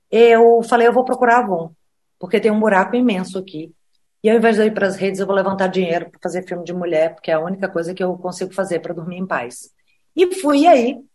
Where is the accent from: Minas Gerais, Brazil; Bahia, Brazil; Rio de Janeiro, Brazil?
Bahia, Brazil; Eu sou nordestina, sou baiana.